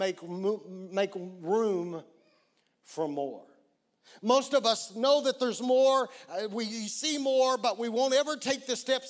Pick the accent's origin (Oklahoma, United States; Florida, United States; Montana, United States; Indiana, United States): Oklahoma, United States; I'm from Oklahoma and we don't ski like that in Oklahoma